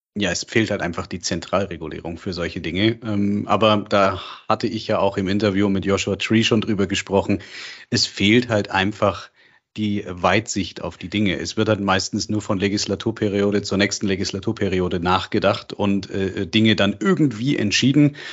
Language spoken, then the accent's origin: German; Germany; bei uns in Deutschland